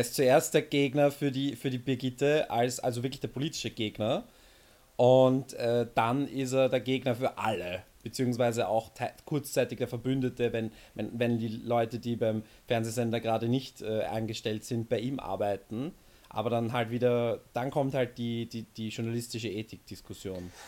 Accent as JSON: {"language": "German", "country": "Austria", "said": "bei uns in Österreich"}